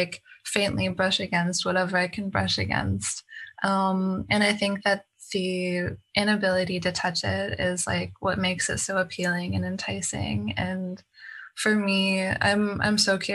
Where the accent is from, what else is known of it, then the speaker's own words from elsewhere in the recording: Canada; moved away; I'm from Canada originally